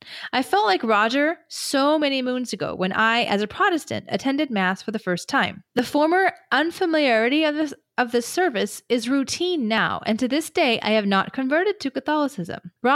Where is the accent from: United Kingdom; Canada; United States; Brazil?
Canada; And I'm a Canadian in my middle 50s.